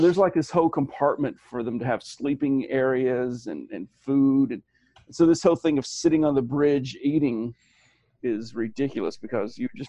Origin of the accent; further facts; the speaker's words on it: Alabama, United States; We had the ACT in my hometown. Okay. Alabama was one of those states.